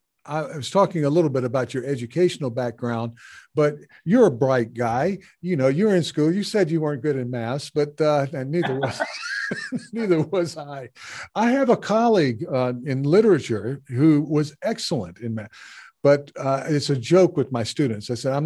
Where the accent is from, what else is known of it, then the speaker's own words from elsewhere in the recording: the South, United States; and I'm growing up in the American South, right?